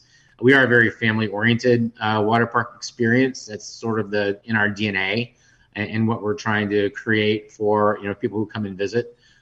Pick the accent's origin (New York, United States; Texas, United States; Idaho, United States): Texas, United States; San Antonio; now in Dallas, United States; I was born and raised in San Antonio, and I currently live here in Dallas.